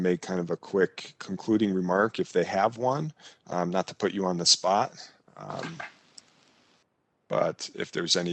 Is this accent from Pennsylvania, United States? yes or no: no; rural Nebraska, United States; moved away; also born or lived in Chicago, Illinois; my hometown in rural Nebraska is very different than where I was living in Chicago